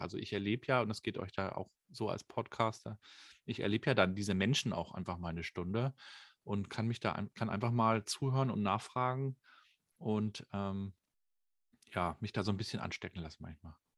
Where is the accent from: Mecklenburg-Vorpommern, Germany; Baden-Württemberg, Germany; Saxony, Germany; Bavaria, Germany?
Mecklenburg-Vorpommern, Germany; Rostock; Ich bin ja in der DDR noch groß geworden, 1980 geboren, äh, habe die also noch neun Jahre so kennengelernt. Da gab es dann hier in Rostock